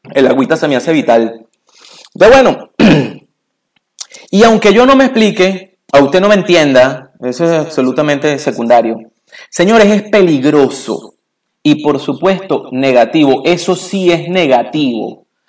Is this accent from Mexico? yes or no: no; Venezuela; moved away; cuando yo era niño eh, todavía existía un modelo eh, en mi país natal, en Venezuela, que se llamaba Grupo Escolar.